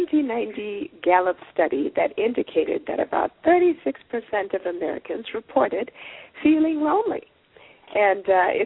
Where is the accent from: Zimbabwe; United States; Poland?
Zimbabwe; We're both from Zimbabwe